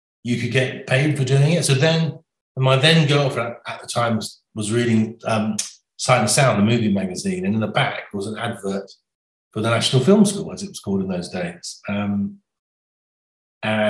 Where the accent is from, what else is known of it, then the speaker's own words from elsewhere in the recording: Somerset, South West England, United Kingdom; growing up in Somerset.